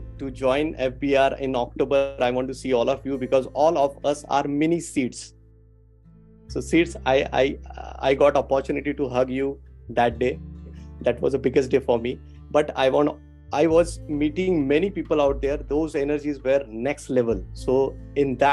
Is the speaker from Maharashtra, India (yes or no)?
yes; Pune, Maharashtra, India; I'm basically from Pune.